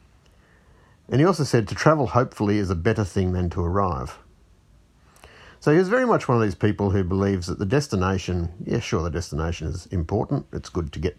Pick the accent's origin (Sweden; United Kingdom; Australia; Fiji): Fiji; moved away; I grew up in Fiji